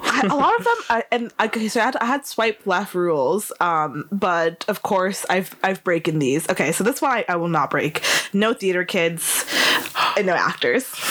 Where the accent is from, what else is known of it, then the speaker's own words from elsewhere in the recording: United States; now in Leeds, United Kingdom; I'm American